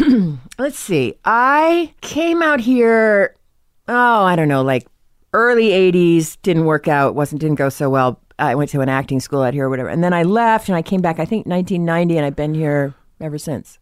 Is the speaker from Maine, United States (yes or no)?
no; Norwell, Massachusetts, United States; Norwell, Massachusetts